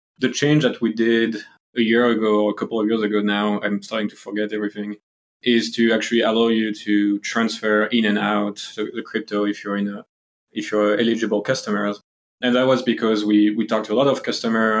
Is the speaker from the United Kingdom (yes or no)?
no; France; moved away; I'm actually from Europe, as you can hear from the accent. So, you know, I'm from France.